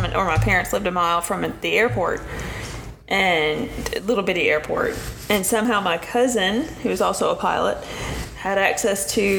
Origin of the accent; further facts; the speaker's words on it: Steele, Missouri, United States; also born or lived in Jonesboro; my hometown church, which is a very tiny Baptist church in Steele, Missouri.